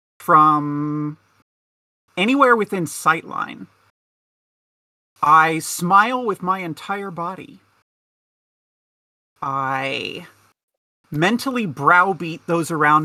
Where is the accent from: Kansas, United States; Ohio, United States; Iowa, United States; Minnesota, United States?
Kansas, United States; moved away as an adult; now in Detroit, United States; I'm from Kansas. I escaped Kansas in 2018. I lived there for my entire life